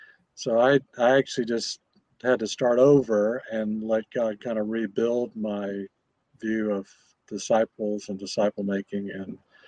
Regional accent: Indonesia; born there; I was born in Indonesia. My parents were gospel workers there.

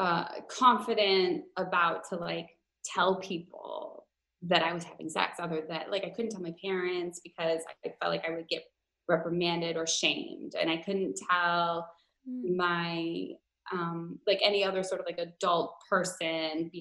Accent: Minnesota, United States; I grew up in Minnesota, which is like, at least in the Twin Cities, it's mostly liberal.

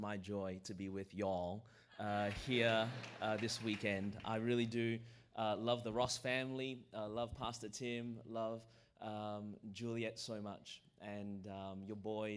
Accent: Australia; now in Anderson, United States; I was born in Australia. That's the reason my voice is this way

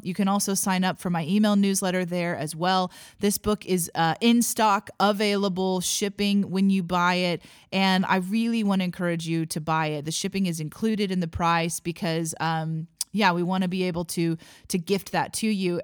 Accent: Missouri, United States; I was born and raised in Missouri

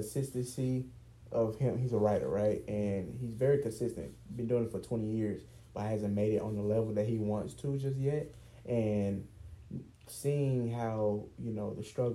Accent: East Point, Georgia, United States; also born or lived in Cobb County, Georgia; I'm from Atlanta, Georgia, and more so East Point, South Side. And, you know, moving to Cobb County, which is where we currently live

